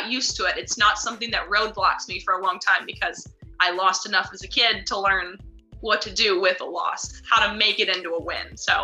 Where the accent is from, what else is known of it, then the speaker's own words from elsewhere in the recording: United States; I'm an American tennis player